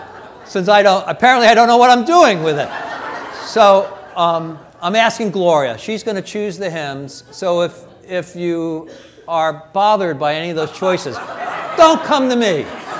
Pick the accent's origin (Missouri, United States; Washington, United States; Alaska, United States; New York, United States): New York, United States; also born or lived in Illinois; now in California, United States; And even though I'm from New York and Illinois, I've been here for almost 40 years in Methodism.